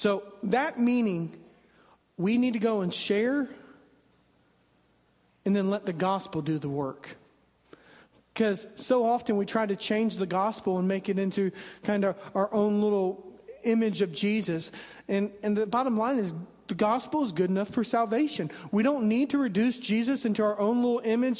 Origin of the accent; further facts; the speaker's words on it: southwest Indiana, United States; moved away as an adult; now in Virginia, United States; I'm from southwest Indiana, which borders Kentucky